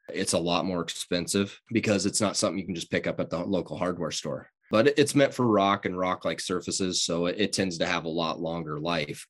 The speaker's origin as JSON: {"language": "English", "town": "Fontenelle", "region": "Iowa", "country": "United States", "tie": "born or raised there", "lives_now": "Greenfield, United States", "said": "I'm from Southwest Iowa, grew up in Fontenelle, live in Greenfield"}